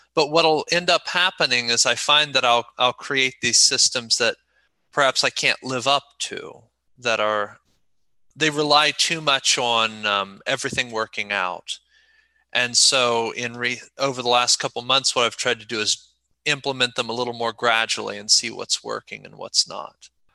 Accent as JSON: {"language": "English", "region": "Ohio", "country": "United States", "tie": "born or raised there", "also_born_or_lived": "South Korea", "moved": "as an adult", "said": "I was born in Ohio and am currently back there, but I lived for about seven, a little over seven years in Korea."}